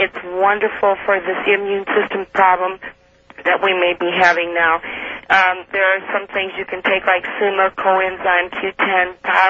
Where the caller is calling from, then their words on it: St. Louis, Missouri, United States; St. Louis, Art.